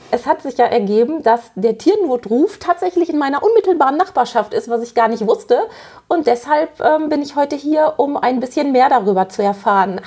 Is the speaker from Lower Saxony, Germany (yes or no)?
no; Bochum, North Rhine-Westphalia, Germany; komme ich aus Bochum im wunderschönen Ruhrgebiet